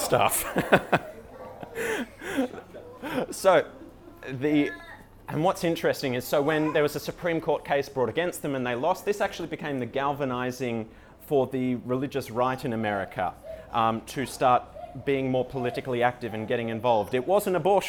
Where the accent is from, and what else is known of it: Australia